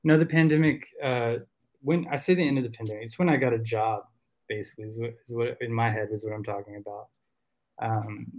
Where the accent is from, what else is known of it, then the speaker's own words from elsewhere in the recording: the South, United States; accent: Southern country; if I'm around a bunch of, you know, Southerners, I will start with my country accent